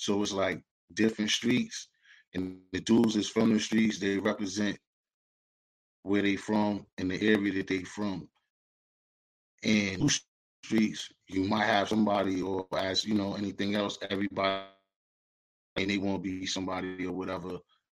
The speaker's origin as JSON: {"language": "English", "town": "Boston", "region": "Massachusetts", "country": "United States", "tie": "born or raised there", "also_born_or_lived": "Norfolk, Virginia / Virginia", "said": "I'm from Boston. Boston, Mass, baby. Beantown."}